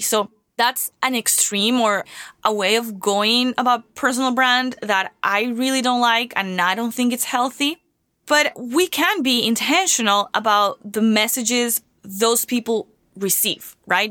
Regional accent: Venezuela; moved away as an adult; now in United States; I came from Venezuela, I didn't come from, not even a school here

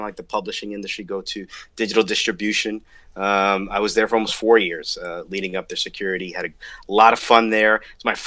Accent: New Jersey, United States; hometown New Jersey, and I'm from New Jersey

